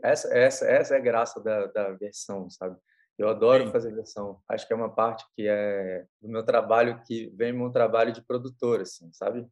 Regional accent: Espírito Santo, Brazil; eu, como capixaba, sou

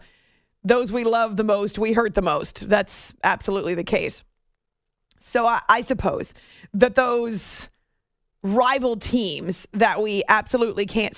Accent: New England, United States; also born or lived in Syracuse; now in New York City area, United States; I grew up in New England

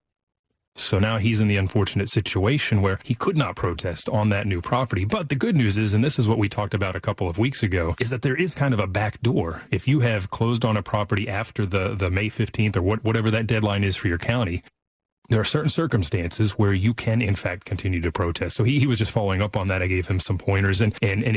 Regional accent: Fort Worth, Texas, United States; we grew up here in the Dallas-Fort Worth area, over by Fort Worth

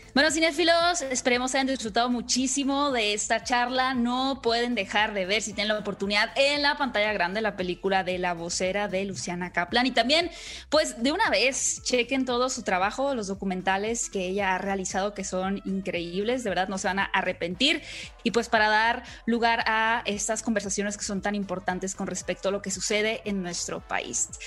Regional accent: Sonora, Mexico; el estado de Sonora, de donde soy yo

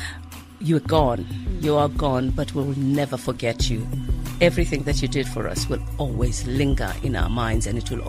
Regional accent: Soweto, Gauteng, South Africa; growing up in Soweto

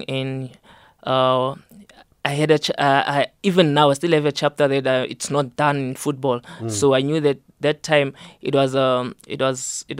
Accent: Rietvlei Extension 23, West Rand, Gauteng, South Africa; moved away as an adult; also born or lived in Bloemfontein; I'm from Rietvlei Extension 23, West Rand. Mm-hmm. I grew up there.

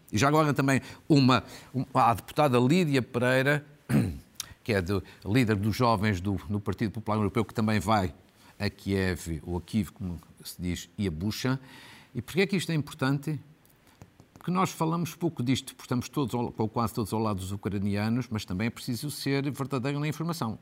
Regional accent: Portugal; Uma professora de FAF, por mera coincidência, é a minha terra

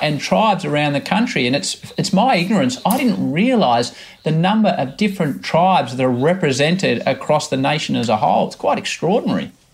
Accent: Australia; as an Australian

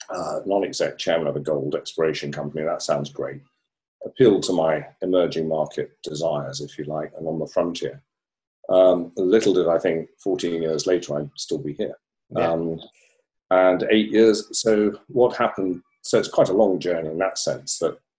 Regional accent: Hong Kong; born there; I was born in Hong Kong out of a military family. So my father was a colonel in the British Army. And hence I got born in Hong Kong because he was stationed there.

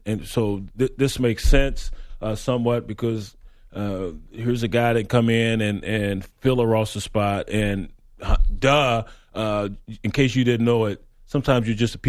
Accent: Texas, United States; I'm from Texas. We talk slow.

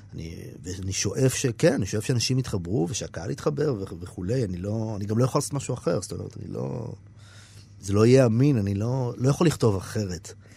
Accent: Israel; אני קיבוצניק

